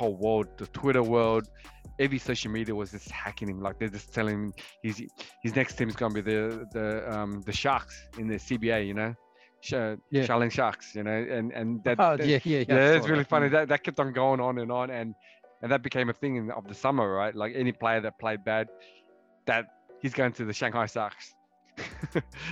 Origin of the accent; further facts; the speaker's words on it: Australia; As an Australian